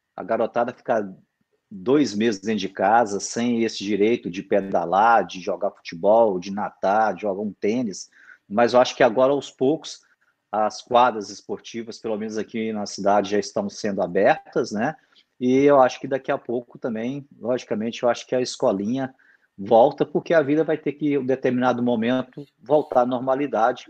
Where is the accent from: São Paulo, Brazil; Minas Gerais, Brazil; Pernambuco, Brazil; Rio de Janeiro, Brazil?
Minas Gerais, Brazil; como um bom mineirinho